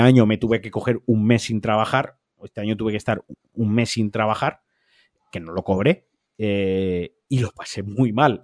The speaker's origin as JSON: {"language": "Spanish", "country": "Spain"}